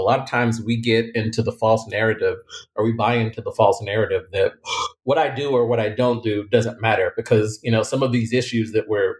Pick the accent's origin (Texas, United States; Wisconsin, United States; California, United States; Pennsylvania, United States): Texas, United States; Lubbock; moved away as an adult; now in Houston, United States; I'm from Lubbock, Texas. So at the time, a very small town, didn't have a lot of people, never been outside.